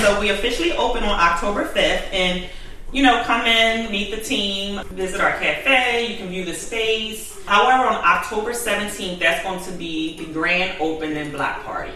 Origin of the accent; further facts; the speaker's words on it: Glassboro, New Jersey, United States; I'm um, originally from Glassboro, New Jersey.